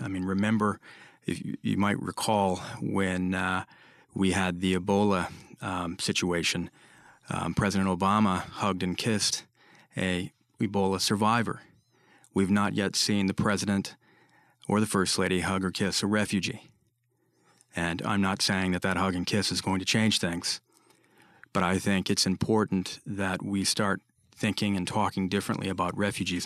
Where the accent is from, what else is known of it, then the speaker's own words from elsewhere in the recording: Michigan, United States; Michigan, my home state.